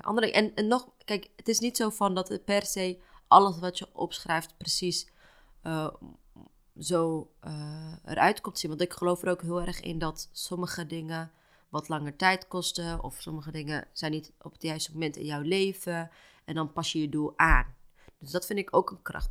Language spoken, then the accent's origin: Dutch; Houten, Utrecht, Netherlands; now in Amsterdam, Netherlands; Ik ben niet opgegroeid in Amsterdam, ik ben opgegroeid in Houten